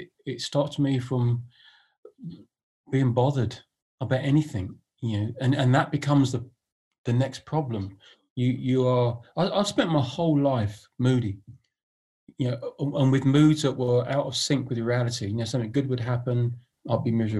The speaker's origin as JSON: {"language": "English", "region": "London", "country": "United Kingdom", "tie": "born or raised there", "said": "I was born in Hammersmith"}